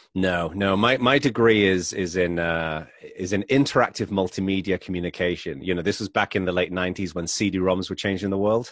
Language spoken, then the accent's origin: English; England, United Kingdom; accent: English; moved away as an adult; now in United States; I'm originally from England, but I've been living in America for about twelve years